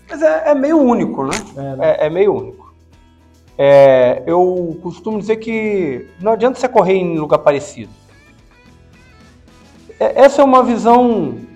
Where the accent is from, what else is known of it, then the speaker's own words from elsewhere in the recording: Cabo Frio, Rio de Janeiro, Brazil; also born or lived in São Pedro da Aldeia; Eu sou, por exemplo, eu sou de, da região dos lagos. Eu nasci em Cabo Frio, eu morei em São Pedro Aldeia